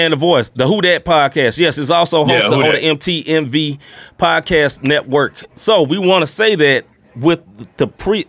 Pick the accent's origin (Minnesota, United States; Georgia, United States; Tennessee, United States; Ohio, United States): Tennessee, United States; Memphis; I grew up in Memphis, Tennessee